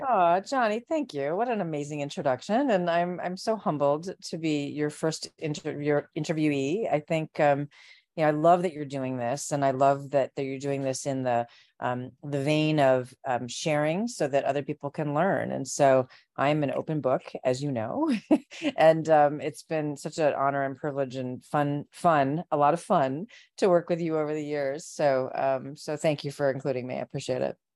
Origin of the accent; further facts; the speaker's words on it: Chicago suburbs, Illinois, United States; I grew up in the Chicago suburbs